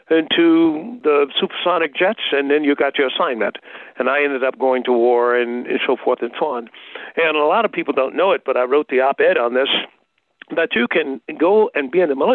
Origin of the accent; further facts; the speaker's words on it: Tuskegee, Alabama, United States; Well, um, this is uh, most of our parents were Tuskegee Airmen. And uh, so the legacy of that was very present in the Tuskegee area. And so Tuskegee itself, small town, but but had a big legacy.